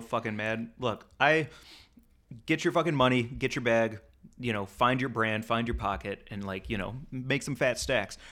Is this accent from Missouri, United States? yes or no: yes; St. Louis, Missouri, United States; I grew up in Saint Louis